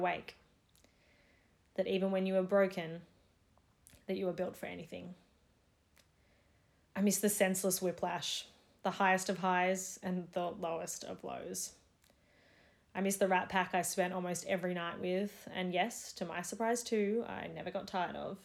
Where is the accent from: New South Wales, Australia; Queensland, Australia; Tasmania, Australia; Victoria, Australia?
Victoria, Australia; Melbourne; I'm wrapped up in the safety of my home city and country during what is now a fourth Melbourne lockdown